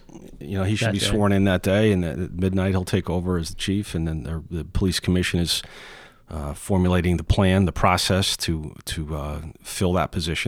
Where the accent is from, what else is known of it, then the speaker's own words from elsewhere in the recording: Ansonia, Connecticut, United States; No, I was born in Ansonia, born and raised in the North End.